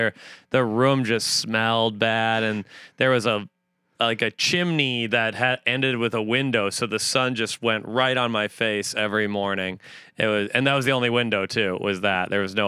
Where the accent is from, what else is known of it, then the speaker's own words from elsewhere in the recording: Woodbury, Minnesota, United States; moved away as an adult; now in New York, United States; I am from Woodbury, Minnesota.